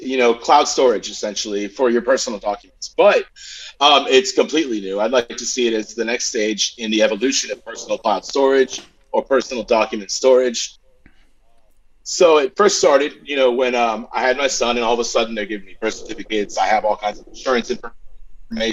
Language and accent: English; Southern California, United States; I'm from Southern California, born and raised